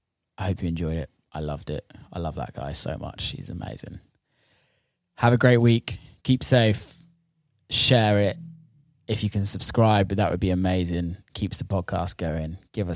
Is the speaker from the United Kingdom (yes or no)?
yes; England, United Kingdom; I'm English